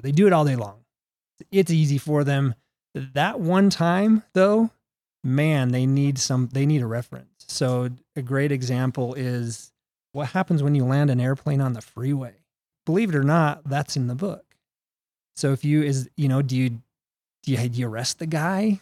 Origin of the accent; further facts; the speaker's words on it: Salt Lake City, Utah, United States; also born or lived in New Mexico; I was born and raised right here in Utah, uh, Salt Lake City.